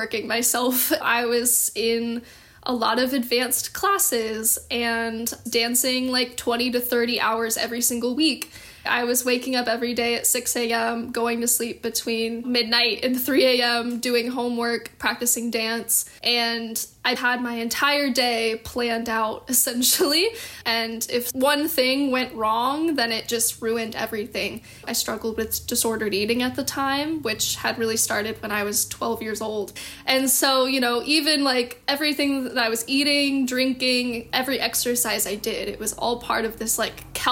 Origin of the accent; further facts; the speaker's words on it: Dallas, Texas, United States; now in Los Angeles, United States; I'm originally from Dallas, Texas, born and raised